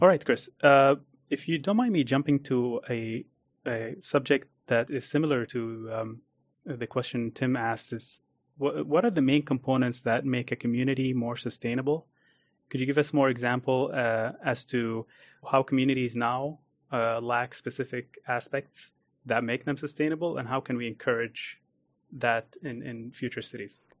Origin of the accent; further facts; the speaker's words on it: Abu Dhabi, United Arab Emirates; also born or lived in United States; I grew up in Abu Dhabi